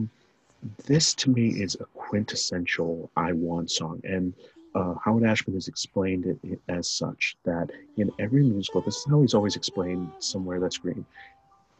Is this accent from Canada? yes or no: no; Guatemala; I'm not from Argentina, but I'm from Guatemala